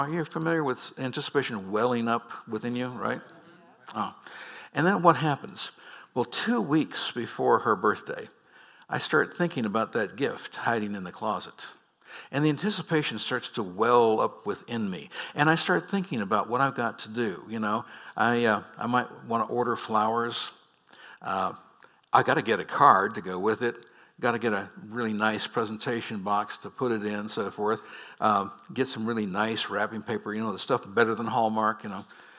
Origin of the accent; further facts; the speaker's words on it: Scotland, United Kingdom; Come on, folks, I'm Scottish.